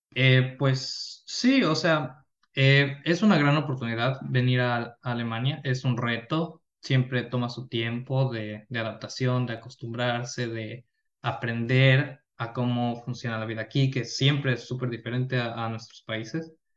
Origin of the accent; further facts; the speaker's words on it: Quito, Pichincha, Ecuador; now in Germany; yo soy de Ecuador, de la ciudad de Quito, de la capital. Eh, nací ahí, crecí ahí, toda mi vida estuve ahí